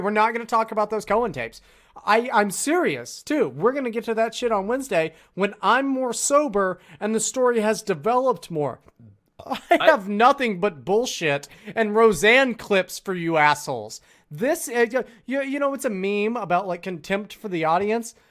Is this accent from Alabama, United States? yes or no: no; California, United States; I was from California